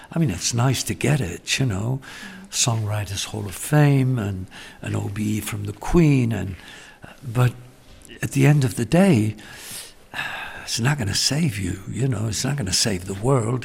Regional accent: Gibraltar; moved away; also born or lived in London; I was born in London and raised in Gibraltar

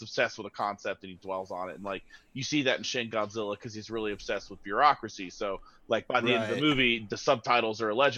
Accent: United States; I want big robot action, and maybe it's just because I'm an American.

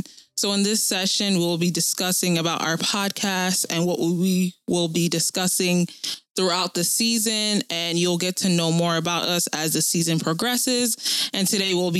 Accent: New Jersey, United States; I am also from Jersey

